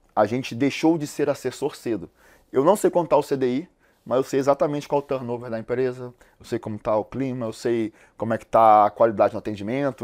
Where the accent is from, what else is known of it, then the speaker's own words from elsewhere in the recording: Rio de Janeiro, Brazil; Eu sou carioca, eu nasci no Morro da Providência, numa comunidade lá do Rio de Janeiro